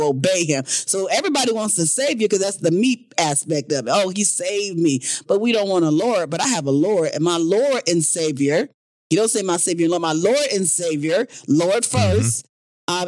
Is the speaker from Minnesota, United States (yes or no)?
no; South Bend, Indiana, United States; moved away; I'm from Indiana, guys. All my family lives in Indiana.